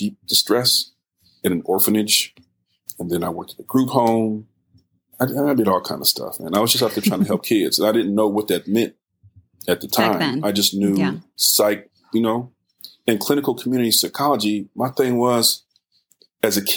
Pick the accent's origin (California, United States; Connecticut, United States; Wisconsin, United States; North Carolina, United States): California, United States; Richmond; also born or lived in Oakland, California; I'm from Richmond, California, born in Oakland, raised in Richmond, inner city kid